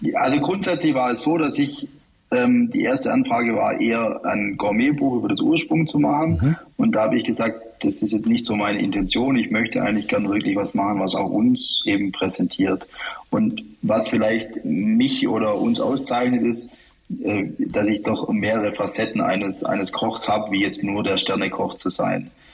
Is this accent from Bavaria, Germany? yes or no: no; Heidenheim, Baden-Württemberg, Germany; mit der Alp, mit meiner Heimat